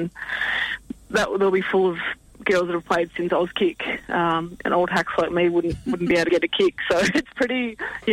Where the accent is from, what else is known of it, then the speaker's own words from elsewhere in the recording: Australia; I'm more of a river girl growing up on the Murray